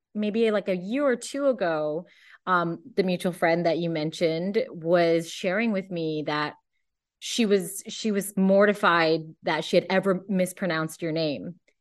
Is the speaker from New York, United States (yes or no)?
no; Cupertino, California, United States; I grew up in Cupertino